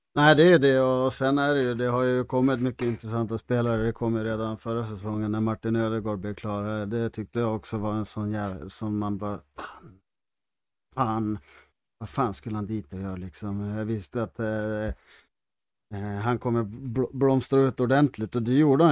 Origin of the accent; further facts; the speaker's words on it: Härnösand, Västernorrland County, Sweden; när vi växte upp i Härnösand